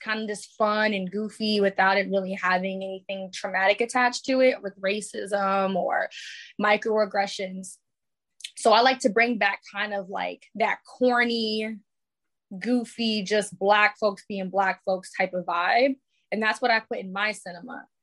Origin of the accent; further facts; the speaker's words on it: New York City, New York, United States; moved away; I was living in New York at the time because I'm from the Bronx.